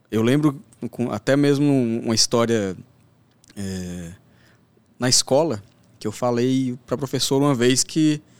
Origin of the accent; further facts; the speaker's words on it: Northeast Region, Brazil; born there; Eu, um, pouca gente sabe, inclusive, mas eu vim do Nordeste.